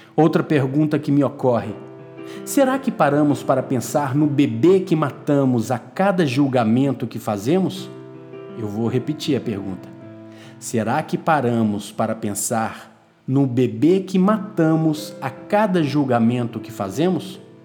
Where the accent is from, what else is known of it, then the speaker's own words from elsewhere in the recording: Minas Gerais, Brazil; also born or lived in Porto; minha terra, Minas Gerais